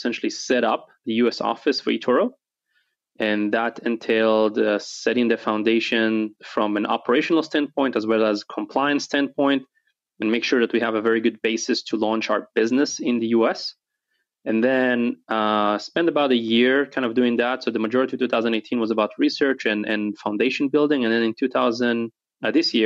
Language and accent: English; Israel; also born or lived in New Jersey; now in Dallas, United States; Originally, I'm from Israel